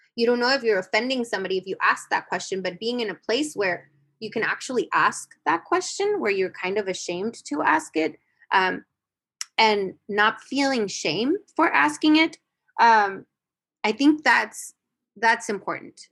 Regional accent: United States; I grew up in the United States, but I grew up in the border, but I grew up going to Mexico

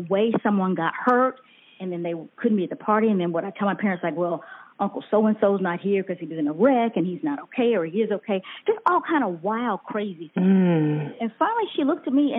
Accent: Auburn, Alabama, United States; also born or lived in Tuscaloosa, Alabama; I grew up, in fact, in Auburn, Alabama

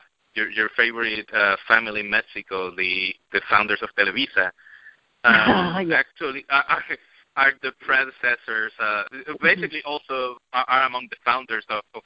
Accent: Puerto Rico; we were growing up in Puerto Rico

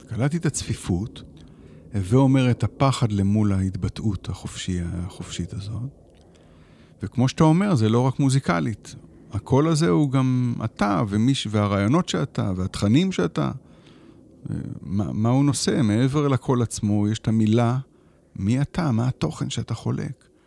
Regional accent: Israel; also born or lived in Shefayim; אני כן גדלתי כאן, בתוך עמי אני יושב

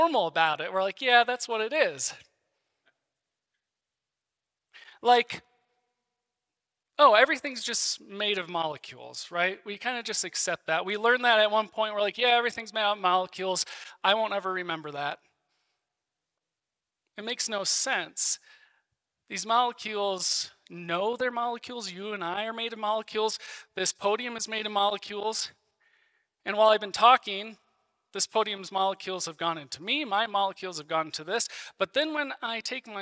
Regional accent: Iowa, United States; now in Castle Rock, United States; I grew up in Iowa

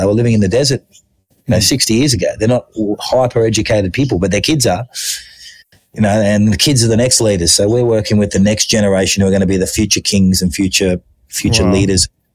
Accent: Australia; moved away as an adult; also born or lived in Thailand; growing up in Australia, I went at my local running club.

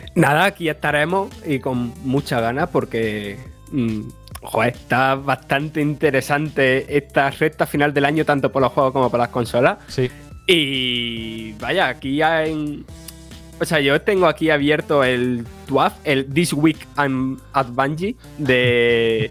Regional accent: Andalusia, Spain; soy andaluz

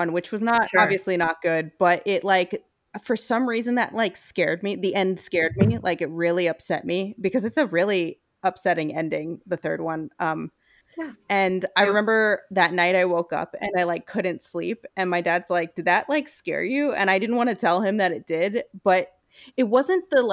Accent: Brooklyn, New York, United States; moved away; we are from Brooklyn, but because even though we both live elsewhere now

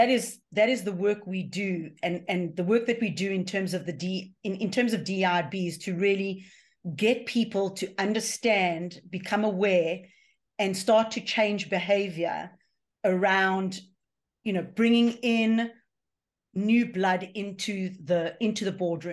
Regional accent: Johannesburg, Gauteng, South Africa; moved away; I grew up in Johannesburg, South Africa, in an apartheid South Africa, and was there for the breakdown of apartheid.

